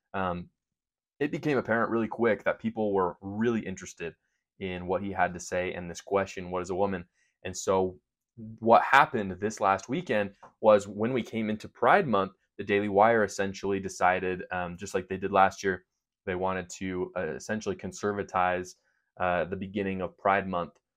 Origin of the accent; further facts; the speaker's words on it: Utah, United States; I am from Utah